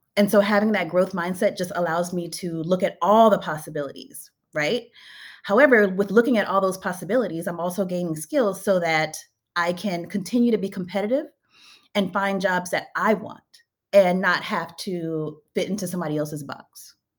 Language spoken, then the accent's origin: English; Louisiana, United States; moved away as an adult; now in Bay Area, United States; I am from Louisiana.